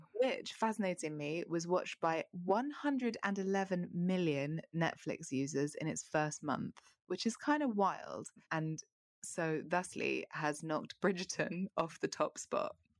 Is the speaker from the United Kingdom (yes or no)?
yes; London, United Kingdom; as a Londoner who's been to America